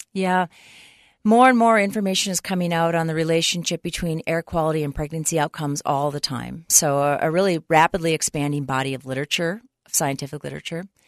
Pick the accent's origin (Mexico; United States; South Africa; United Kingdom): United States; Minnesota; moved away as an adult; now in Utah, United States; I grew up in Minnesota